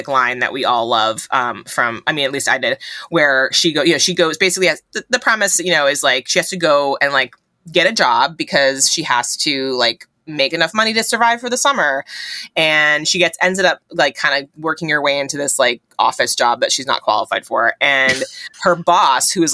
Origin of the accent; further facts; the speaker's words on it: New England, United States; I grew up in New England